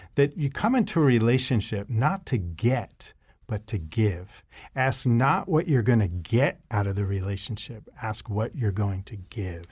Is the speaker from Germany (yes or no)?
no; New York City, New York, United States; I, uh, was born and raised in New York City area